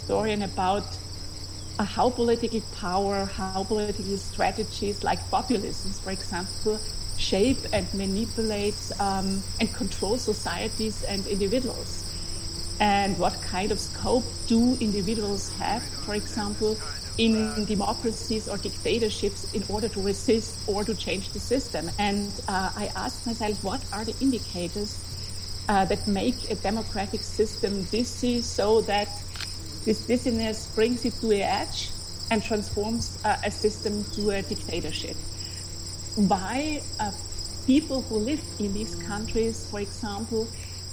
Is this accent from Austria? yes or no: yes; Austria; now in Munich, Germany; I am an Austrian historian